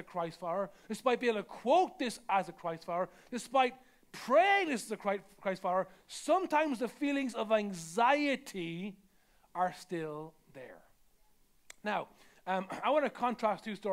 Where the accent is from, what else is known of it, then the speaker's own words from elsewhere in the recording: Ireland; I'm Irish